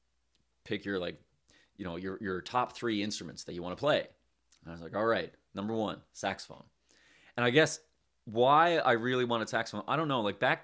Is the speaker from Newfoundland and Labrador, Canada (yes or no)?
yes; St. John's, Newfoundland and Labrador, Canada; I'm from St. John's here in Newfoundland and Labrador.